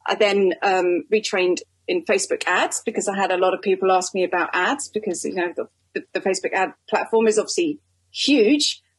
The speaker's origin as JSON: {"language": "English", "country": "United Kingdom", "said": "I'm a Brit"}